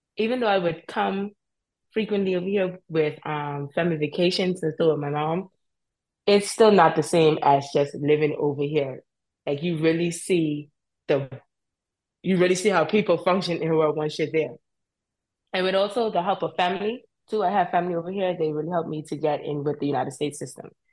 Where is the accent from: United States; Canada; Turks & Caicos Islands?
Turks & Caicos Islands; Cockburn Town; moved away as an adult; I am from Grand Turk. I grew up in Grand Turk.